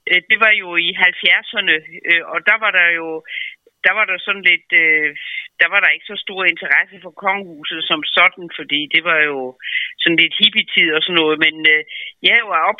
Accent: Als, Southern Jutland, Southern Denmark, Denmark; moved away; jeg kendte jo kun til dem som sønderjyde

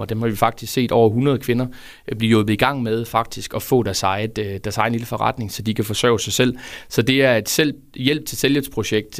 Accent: Fredericia, Southern Denmark, Denmark; det er en fredsianer, født og opvokset i Fredericia

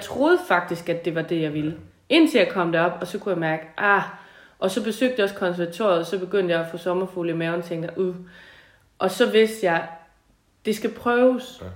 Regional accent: Tinglev, Southern Denmark, Denmark; also born or lived in Gårdeby; Jeg er fra Tinglev egen oprindeligt, og øh, opvokset på en gård

